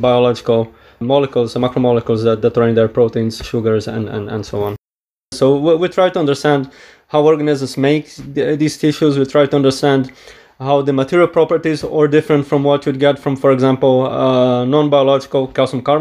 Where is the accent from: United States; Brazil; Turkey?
Brazil; now in Edinburgh, United Kingdom; I am originally from Brazil